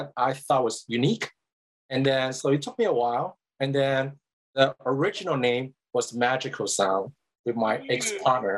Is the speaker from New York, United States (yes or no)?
no; Hawaii, United States; also born or lived in Hong Kong; my parents immigrated to Hawaii